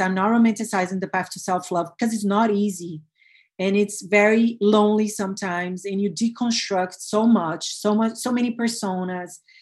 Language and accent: English; Brazil; I was born and bred in Brazil